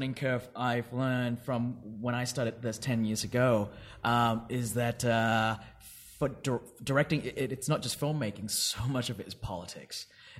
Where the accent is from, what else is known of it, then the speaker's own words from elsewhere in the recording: Perth, Western Australia, Australia; I grew up in Perth, yes.